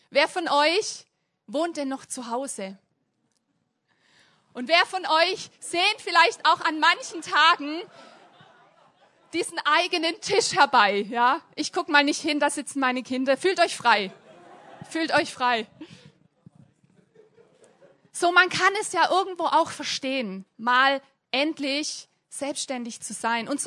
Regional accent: Hemmingen, Germany; Ich komme auch aus Hemmingen.

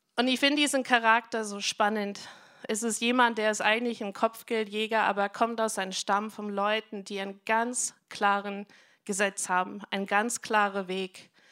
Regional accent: United States; German is a second language; moved away as an adult; now in Germany; ich bin Amerikanerin, aber ich bin schon ewig in Deutschland

